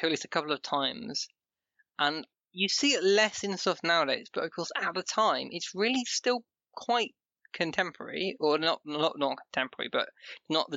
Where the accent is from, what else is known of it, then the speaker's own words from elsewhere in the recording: Yorkshire and the Humber, United Kingdom; so am